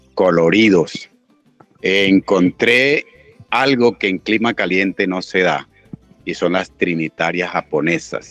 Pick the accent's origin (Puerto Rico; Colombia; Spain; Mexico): Colombia; Manaure, Cesar; yo soy de Manaure, en donde queremos y sembramos muchísimas flores